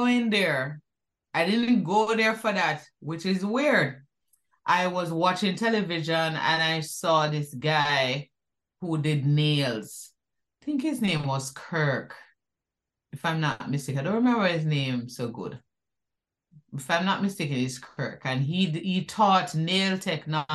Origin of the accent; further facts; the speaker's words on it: Kingston, Jamaica; also born or lived in Whitfield Town, Kingston 13 / Waterloo / South Avenue, Kingston; growing up in Jamaica, it was fun. Growing up in Duhane Park, that was so much fun.